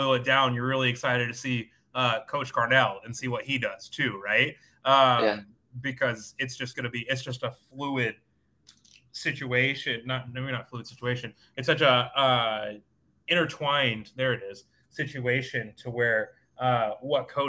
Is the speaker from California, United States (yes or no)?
no; Atlanta, Georgia, United States; also born or lived in San Diego, United States; now in St. Louis, United States; I'm from Atlanta